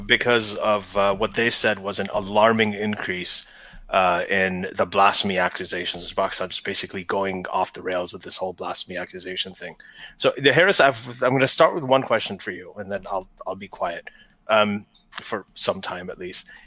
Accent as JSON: {"language": "English", "town": "Lahore", "region": "Punjab", "country": "Pakistan", "tie": "born or raised there", "said": "I was born in Lady Wellington"}